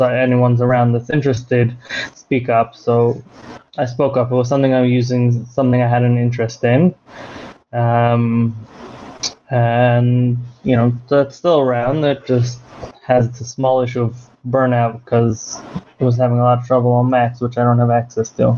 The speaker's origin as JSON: {"language": "English", "country": "United States", "tie": "born or raised there", "moved": "yes", "lives_now": "Israel", "said": "I'm American born. I live in Israel now"}